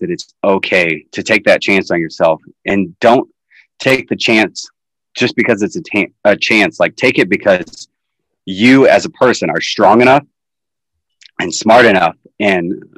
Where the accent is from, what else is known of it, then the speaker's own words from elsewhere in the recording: Iowa, United States; moved away as an adult; also born or lived in Ames, Iowa / Davenport, Iowa; now in Orion, Illinois, United States; We are from Iowa. We are from the Midwest